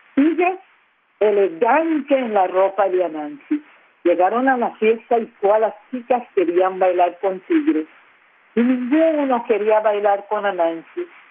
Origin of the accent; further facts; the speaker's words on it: San Andrés archipelago, San Andrés, Providencia and Santa Catalina, Colombia; first language San Andrés Creole; Spanish is a second language; nuestro idioma que es el friol, que es nuestra lengua materna.